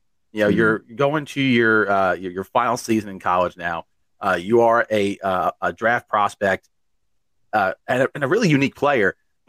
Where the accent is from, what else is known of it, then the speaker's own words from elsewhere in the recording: New York, United States; I'm from New York.